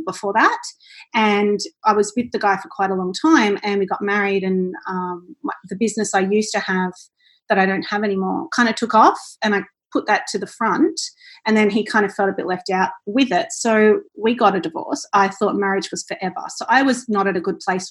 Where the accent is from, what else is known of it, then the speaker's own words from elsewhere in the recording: Central Coast, New South Wales, Australia; moved away as an adult; now in Gold Coast, Australia; I'm originally from the Central Coast and I'm in Gold Coast now